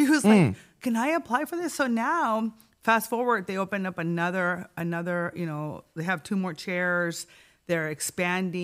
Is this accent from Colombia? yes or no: no; Tijuana, Baja California, Mexico; also born or lived in San Diego County; now in San Diego, United States; born and raised in Tijuana, immigrant, right? Very proud to be binational, fronteriza